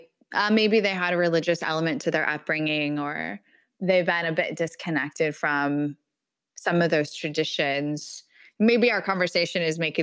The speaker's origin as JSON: {"language": "English", "region": "California", "country": "United States", "moved": "yes", "lives_now": "Minnesota, United States", "said": "as a Californian"}